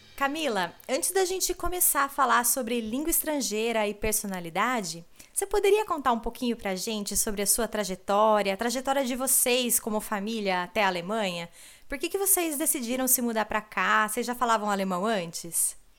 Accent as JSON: {"language": "Portuguese", "country": "Brazil", "first_language": "Portuguese", "moved": "as an adult", "lives_now": "Germany", "said": "nós brasileiros"}